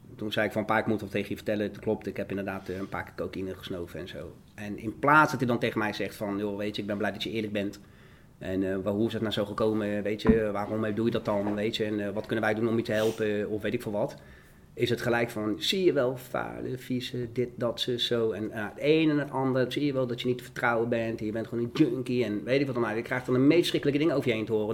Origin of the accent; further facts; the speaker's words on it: The Hague, South Holland, Netherlands; ik kom uit de Schilderswijk. Ik kom uit een, uh, uit een eh, ja, behoorlijke criminele achterbuurt was dat, zeg maar, waar ik opgroeide